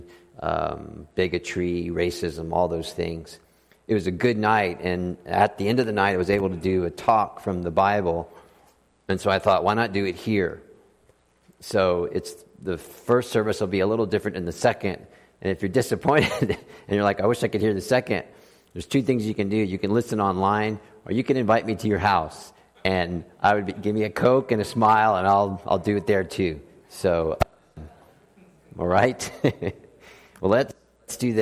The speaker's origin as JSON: {"language": "English", "region": "South Florida", "country": "United States", "also_born_or_lived": "Austin, Texas", "moved": "yes", "said": "I'm from South Florida."}